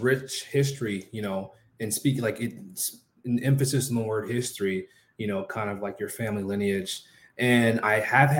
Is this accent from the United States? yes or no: yes; New York City, New York, United States; moved away; I'm a New York native. I grew up in New York City.